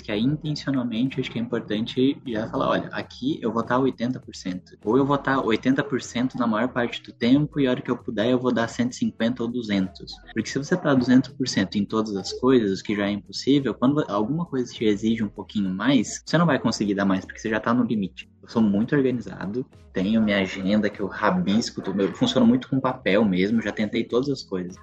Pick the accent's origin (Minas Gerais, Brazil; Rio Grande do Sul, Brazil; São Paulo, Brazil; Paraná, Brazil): Paraná, Brazil; a town near Curitiba; Eu sou paranaense, é de uma cidade pertinho de Curitiba.